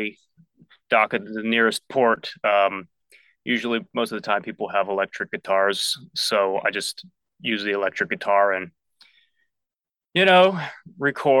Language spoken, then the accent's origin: English; Washington, District of Columbia, United States; moved away as an adult; now in Nashville, United States; I'm originally from the DC area, mm-hmm. and moved to Nashville 10 years ago